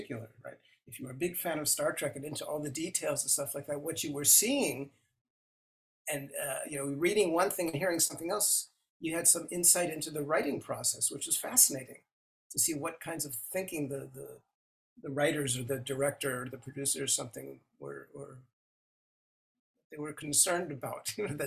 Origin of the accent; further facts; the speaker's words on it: Los Angeles, California, United States; moved away; also born or lived in Washington, D.C. area, Virginia; I grew up in Los Angeles